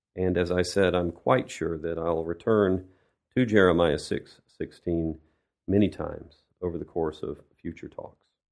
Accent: United States; moved away as an adult; now in Russia; I'm an American who's lived in Russia for many years

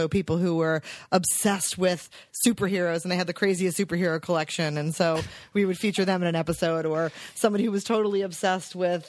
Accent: East Coast, United States; I went back to New York and was at VH1 thinking like, oh, I grew up in the East Coast.

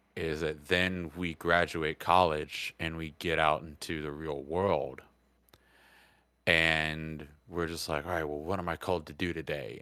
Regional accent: United States; also born or lived in Georgia / Alabama; I grew up on the Georgia, Alabama line

